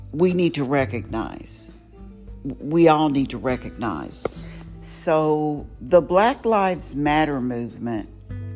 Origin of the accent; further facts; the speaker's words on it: Houston, Texas, United States; also born or lived in Waco, Texas; I am a native Houstonian, I guess you could say. I was born in Waco, Texas, on a military base, and my parents came here, and I've been here ever since.